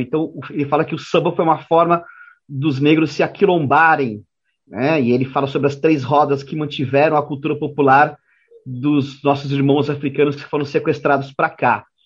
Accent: Brazil; nós brasileiros, nós jornalistas brasileiros

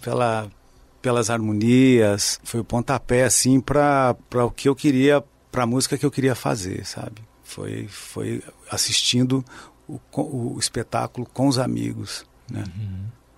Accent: Pouso Alegre, Minas Gerais, Brazil; Eu sou de Minas Gerais, do sul de Minas Gerais, sou de Pouso Alegre, nascido em Pouso Alegre, aqui perto

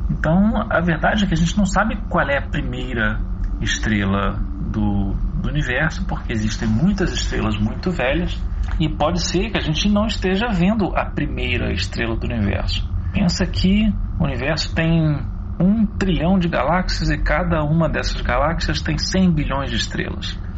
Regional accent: Pedralva, Minas Gerais, Brazil; sou de Pedralva, Minas Gerais. Eu tenho nove anos

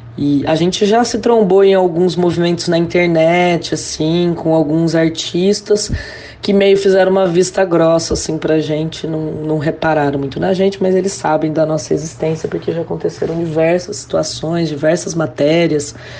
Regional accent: Ribeirão Preto, São Paulo, Brazil; voltar pra minha cidade natal, Ribeirão Preto

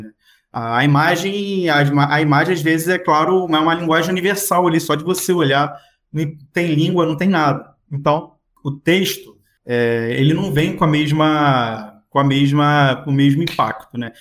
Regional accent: Macaé, Rio de Janeiro, Brazil; Eu sou de Macaé, no interior do estado do Rio

